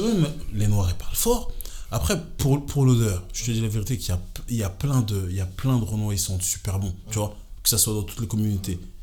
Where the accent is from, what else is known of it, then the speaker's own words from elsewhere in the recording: France; on a grandi en France